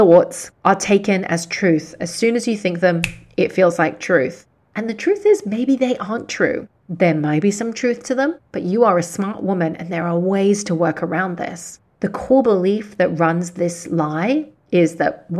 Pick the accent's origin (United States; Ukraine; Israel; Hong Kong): Hong Kong; I was born and raised in Hong Kong, and some of my clients are here in Hong Kong